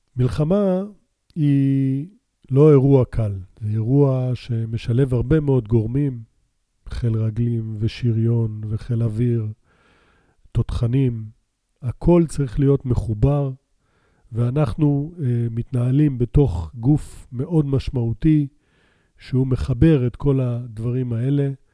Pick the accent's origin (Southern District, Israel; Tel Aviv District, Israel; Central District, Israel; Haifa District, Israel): Southern District, Israel; Beersheba; also born or lived in Canada; גדלנו בבאר שבע, אחרי שעלינו לישראל מקנדה, שם נולדתי